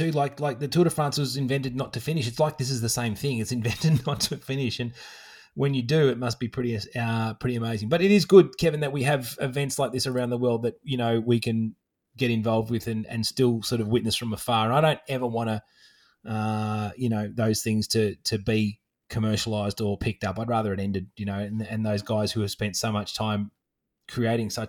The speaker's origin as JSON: {"language": "English", "country": "Australia", "said": "another um, Aussie girl who ran across and did that as well, which I love. You know that there's one of my home state license plates hanging in some random forest"}